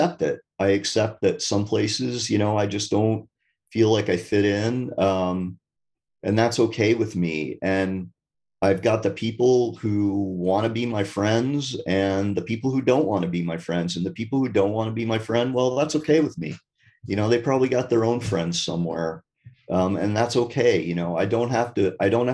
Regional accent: Vermont, United States; I'm from Vermont, so it's a pretty wild

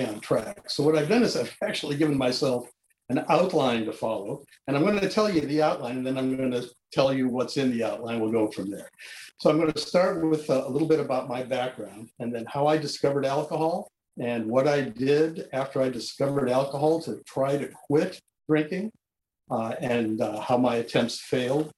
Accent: San Diego, California, United States; I was born in San Diego, California in 1945 to a non-religious Jewish family who didn't drink

